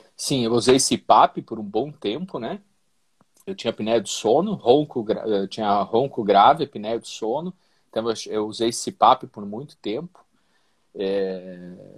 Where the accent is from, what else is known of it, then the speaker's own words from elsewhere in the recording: Santa Catarina, Brazil; Eu sou catarinense, mas a minha família, é por parte de pai, é gaúcha